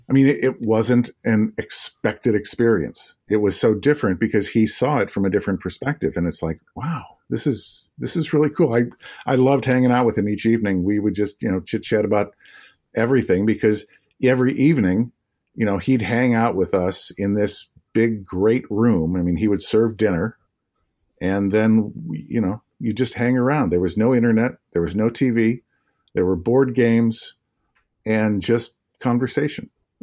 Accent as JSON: {"language": "English", "town": "Kankakee", "region": "Illinois", "country": "United States", "tie": "born or raised there", "said": "I in a little town called Kankakee, Illinois, south suburbs of Chicago."}